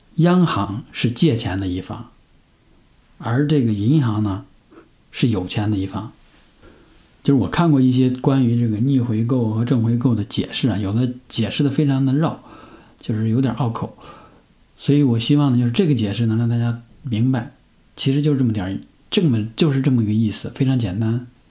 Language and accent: Chinese; northern China, China; 我是在北方长大的